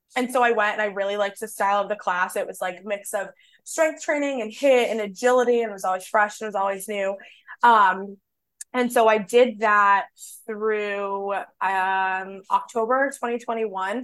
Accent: Boston, Massachusetts, United States; I grew up in Boston

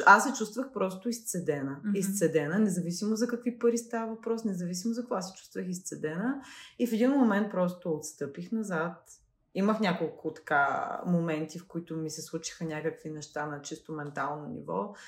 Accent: Veliko Tarnovo, Veliko Tarnovo Province, Bulgaria; като дете, което е от малък град, аз съм от Велико Търново

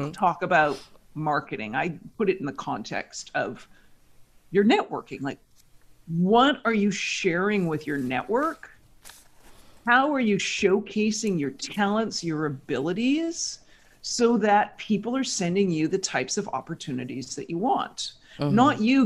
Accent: Victoria, British Columbia, Canada; moved away as an adult; also born or lived in Toronto, Canada; now in New York, United States; I grew up in Victoria, British Columbia, Canada

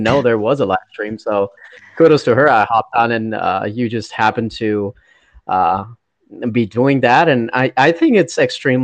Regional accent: India; now in United States; I grew up in India

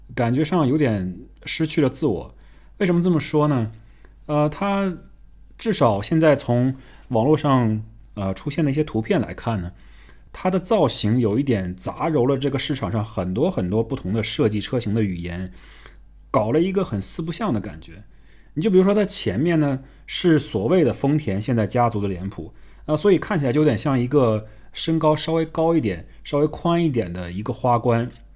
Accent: China; 我们中国人

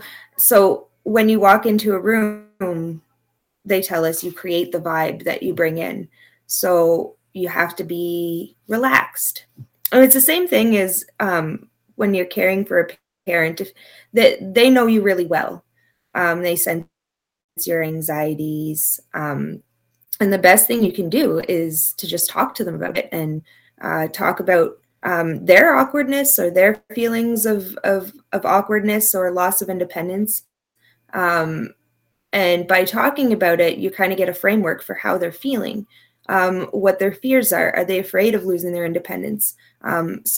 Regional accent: Ottawa, Ontario, Canada; moved away; I took the course at Algonquin College back home in Ottawa

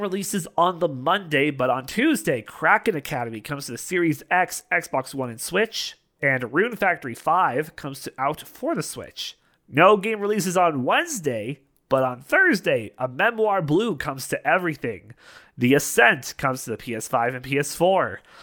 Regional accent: Canada; I'm a Canadian

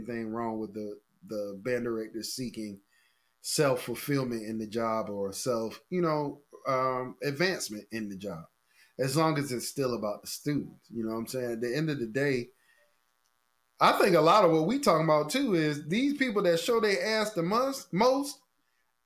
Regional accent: Norfolk, Virginia, United States; I didn't like Southern growing up because I'm from Norfolk

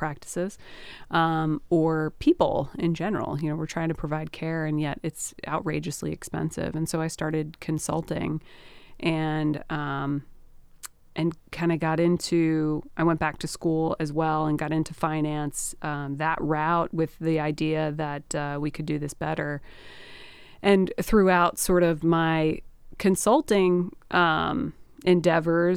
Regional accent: Sussex County, Delaware, United States; I grew up in Sussex County. My parents actually moved to Delaware when I was a kid

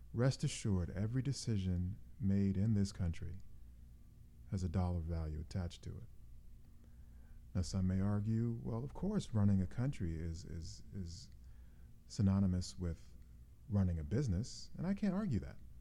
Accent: United States; as an American citizen, I'm a bit disappointed

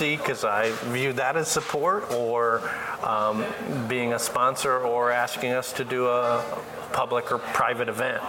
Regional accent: Eastern Iowa, United States; I grew up in Eastern Iowa.

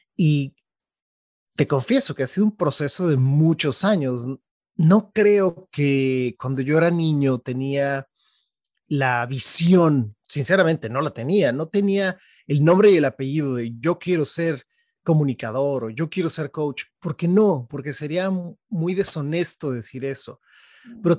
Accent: State of Mexico, Mexico; now in San Francisco, United States; yo nací en la Ciudad de México y mm, yo te diría que muy pronto mis papás, eh, ellos nos movimos al Estado de México, que es, es dentro de la ciudad, pero toda mi vida crecí ahí

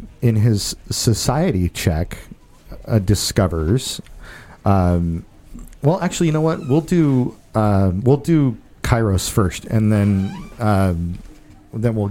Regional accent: Rainier, Washington, United States; Like Yelm. I'm from Rainier.

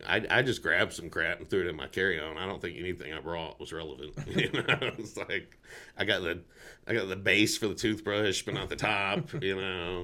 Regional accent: Burlison, Tennessee, United States; now in Montana, United States; I grew up down in Burleson on Lavelle Road

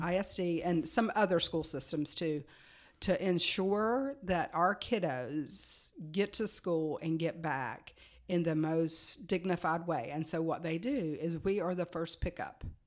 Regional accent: United States; moved away as an adult; now in Frisco, United States; we're from Virginia, Tennessee area, where Virginia and Tennessee touch

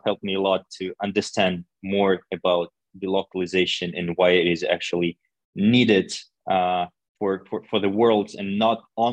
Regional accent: Russia; English is a second language; also born or lived in China; now in Vienna, Austria; I'm originally from Russia, and now I live in Vienna for quite some time already.

